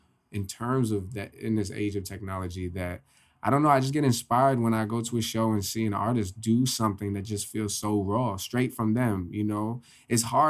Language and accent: English; Poughkeepsie, New York, United States; I'm from Poughkeepsie